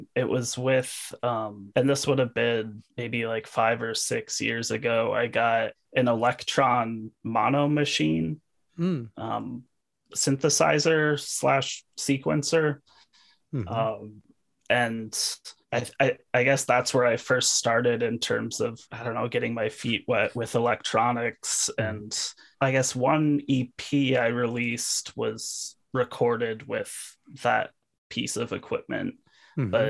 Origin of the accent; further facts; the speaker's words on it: Cedar Falls, Iowa, United States; also born or lived in Waterloo, Iowa; now in Iowa City, United States; I grew up in Cedar Falls and lived in Waterloo for a little bit and then moved to the Iowa City area maybe like 4 years ago